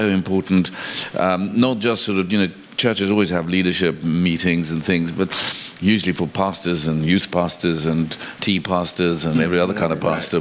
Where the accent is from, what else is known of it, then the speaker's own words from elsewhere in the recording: South Africa; moved away as an adult; also born or lived in Cambridge, England; now in London, United Kingdom; I grew up in South Africa